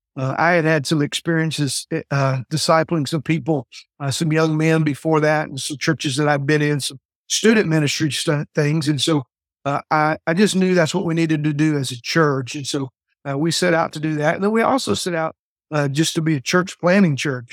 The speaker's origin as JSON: {"language": "English", "region": "the South", "country": "United States", "tie": "born or raised there", "also_born_or_lived": "Fort Worth, Texas", "said": "I came back to, uh, really kind of my home state, real close to my hometown"}